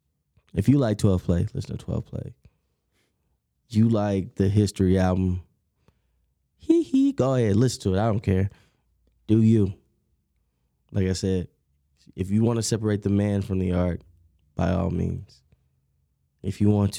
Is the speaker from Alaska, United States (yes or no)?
no; Texas, United States; I'm from Texas